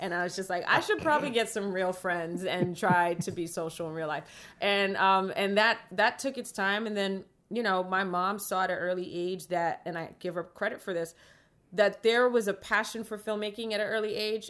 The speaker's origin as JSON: {"language": "English", "town": "New York City", "region": "New York", "country": "United States", "tie": "born or raised there", "said": "I grew up in the Bronx"}